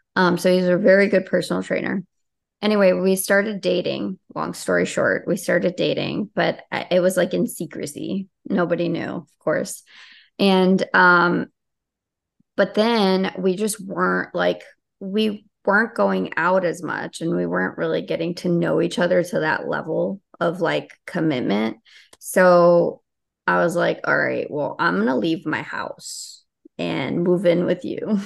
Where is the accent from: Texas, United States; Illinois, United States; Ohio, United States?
Illinois, United States; Chicago; also born or lived in Albania; I grew up in Chicago.